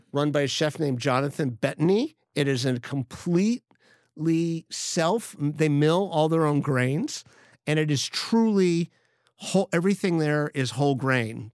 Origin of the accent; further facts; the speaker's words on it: Miami, Florida, United States; moved away; I grew up in Miami, Florida